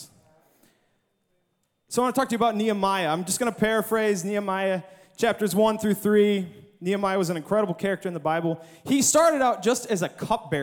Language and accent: English; Michigan, United States; I'm from Michigan. I'm 13 hours away from home in Arkansas